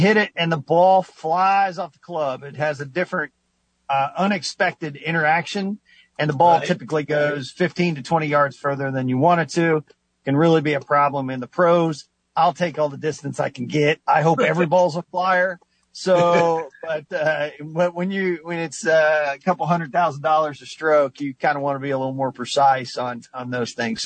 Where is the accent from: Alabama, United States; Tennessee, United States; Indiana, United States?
Indiana, United States; Knox County; I'm from Knox County